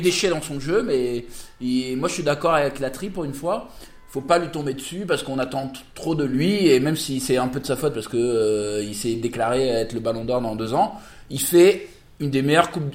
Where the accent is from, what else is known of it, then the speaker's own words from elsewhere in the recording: Paris, Île-de-France, France; je suis parisien